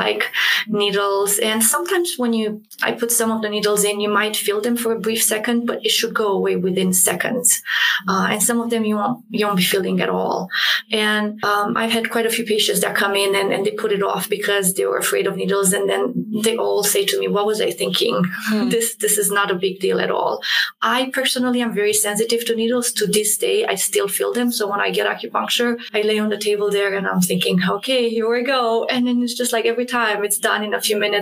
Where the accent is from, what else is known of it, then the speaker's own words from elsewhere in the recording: Romania; moved away; I grew up in Romania